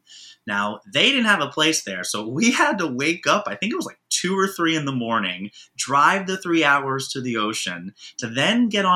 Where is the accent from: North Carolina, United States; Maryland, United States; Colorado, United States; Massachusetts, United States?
Maryland, United States; Baltimore; also born or lived in Manhattan, New York City; now in New York City, United States; I grew up in Baltimore, Maryland, which is more of the county area